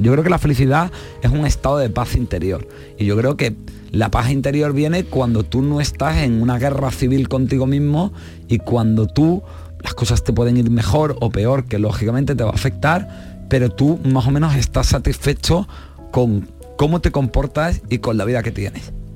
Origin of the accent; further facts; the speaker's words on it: Marbella, Andalusia, Spain; yo soy de Marbella